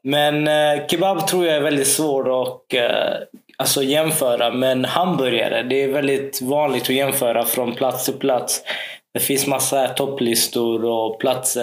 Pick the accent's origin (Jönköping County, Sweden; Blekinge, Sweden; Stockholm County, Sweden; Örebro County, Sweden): Blekinge, Sweden; Karlskrona; när jag växte upp här i Karlskrona